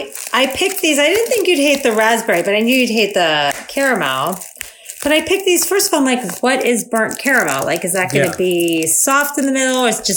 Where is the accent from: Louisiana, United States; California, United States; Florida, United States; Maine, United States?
Florida, United States; I'm from Florida.